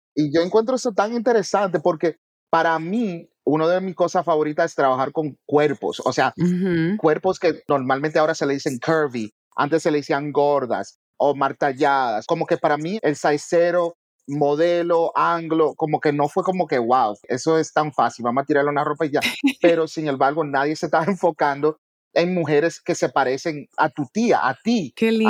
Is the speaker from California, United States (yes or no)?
no; New York City, New York, United States; yo soy primera generación americano, nacido y criado en Nueva York. Big up the South Bronx.